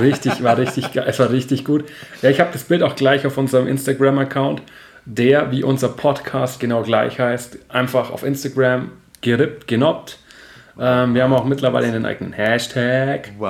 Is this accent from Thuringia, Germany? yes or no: no; Nördlingen, Bavaria, Germany; moved away; ich komme ja aus Nordland. Nördlingen ursprünglich